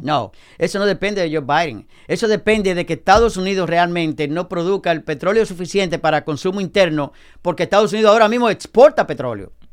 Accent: Dominican Republic; now in United States; en mi país, República Dominicana

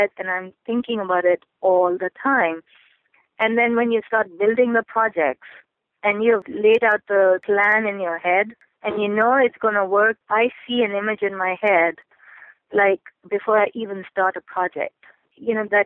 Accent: Pakistan; moved away as an adult; now in United States; I grew up in Pakistan

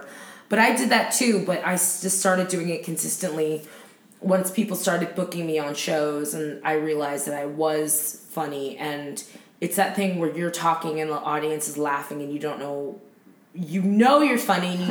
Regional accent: Torrance, California, United States; also born or lived in Los Angeles, United States; growing up in Torrance

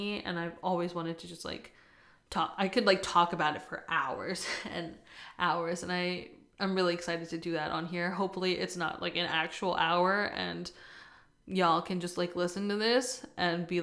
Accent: East Coast, United States; moved away as an adult; now in California, United States; I'm originally from the East Coast, and I recently moved to California a couple years ago

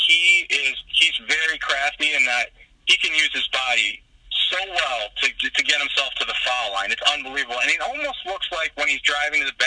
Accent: Cleveland, Ohio, United States; I'm from Cleveland

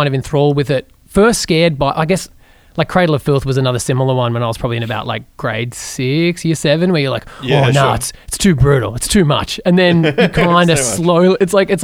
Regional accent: Geelong, Victoria, Australia; I grew up in Geelong

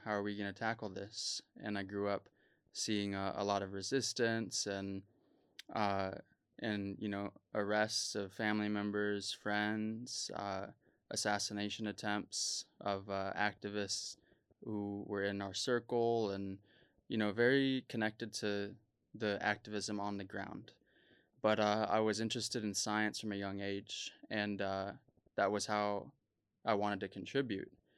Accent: United States; also born or lived in South Dakota / Arizona; growing up as a Native American in the United States

